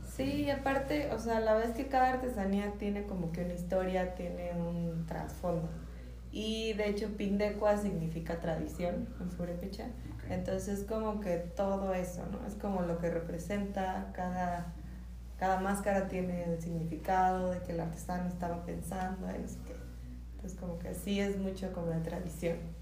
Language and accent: Spanish; Michoacán, Mexico; nosotros como mexicanos